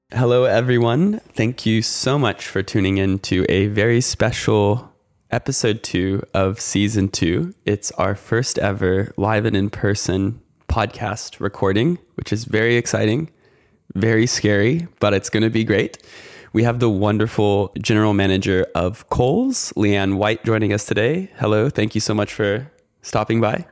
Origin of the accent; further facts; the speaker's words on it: United States; moved away as an adult; now in Australia; as an American